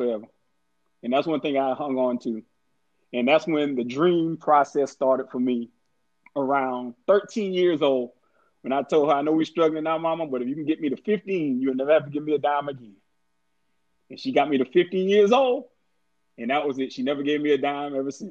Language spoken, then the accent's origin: English; Orangeburg, South Carolina, United States; December 18th, 1973 was the day I was born in Orangeburg, South Carolina